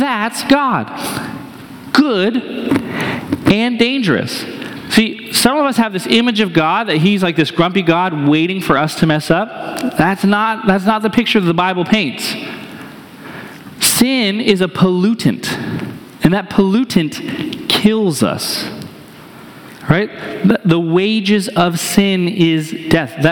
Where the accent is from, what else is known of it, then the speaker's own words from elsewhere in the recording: New Hampshire, United States; now in Columbia, Missouri, United States; I'm from New Hampshire.